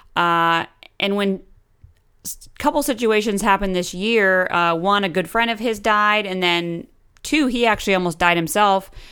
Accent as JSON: {"language": "English", "town": "Brunswick", "region": "Maine", "country": "United States", "tie": "born or raised there", "also_born_or_lived": "Oregon", "said": "I grew up in um, the small town of Brunswick, Maine, and I moved actually from Oregon when I was five"}